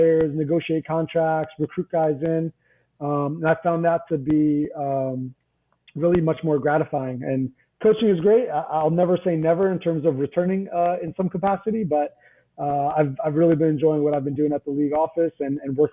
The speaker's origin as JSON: {"language": "English", "region": "New Jersey", "country": "United States", "tie": "born or raised there", "said": "I grew up in North Jersey and I was very much in my North Jersey bubble"}